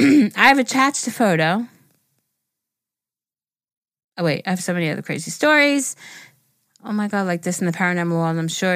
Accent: California, United States; I'm from Northern California, the part where the redwood trees surrounding me.

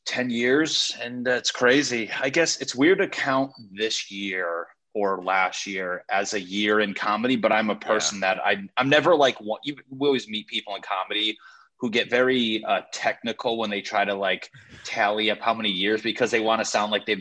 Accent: Connecticut, United States; moved away; I'm from Connecticut

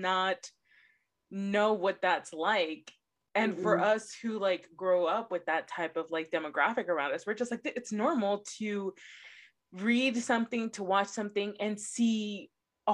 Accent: Los Angeles, California, United States; I'm born and raised in Los Angeles

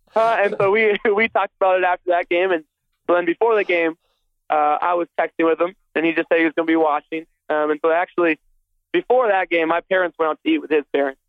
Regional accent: Minnesota, United States; I grew up in Minnesota

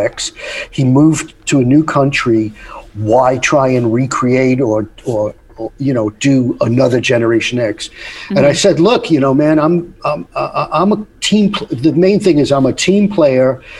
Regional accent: New York, United States; I grew up in New York

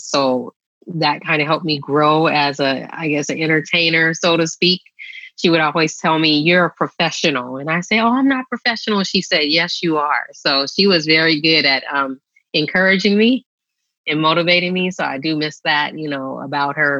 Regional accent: San Francisco, California, United States; I grew up in San Francisco

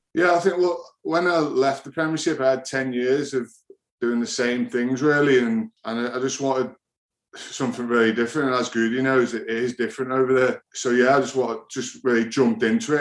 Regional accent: England, United Kingdom; also born or lived in France; as a kid growing up in England

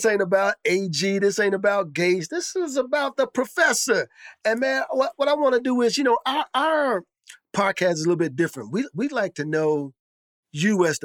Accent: Chicago, Illinois, United States; I'm from Cabrini.

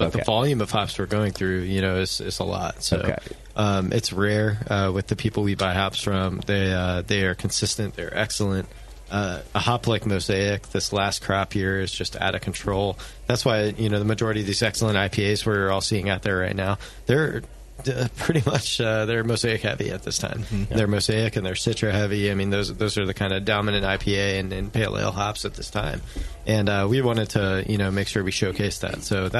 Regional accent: Baltimore, Maryland, United States; now in Buellton, United States; I came from Baltimore, Maryland, and I never knew coming out to what I called at the time Buelton, California.

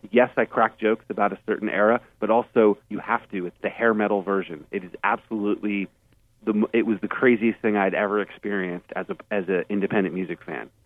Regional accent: Burlington, Vermont, United States; I grew up in Vermont, and so Bernie Sanders was the mayor when I was growing up

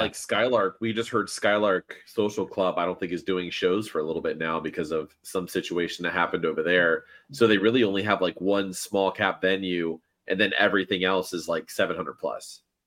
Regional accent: Miami, Florida, United States; moved away; I'm from, I was from Miami originally

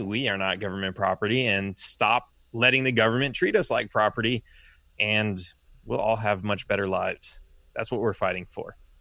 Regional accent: Los Angeles, California, United States; now in Texas, United States; I grew up in Los Angeles

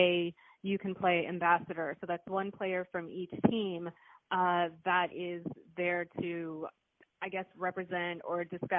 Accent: India; moved away; I'm originally from India

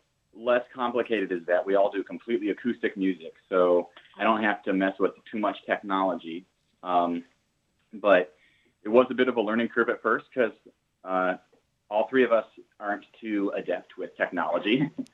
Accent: Iowa, United States; now in South Florida, United States; growing up in Iowa, you hear a lot of Welsh, Celtic influence in the music

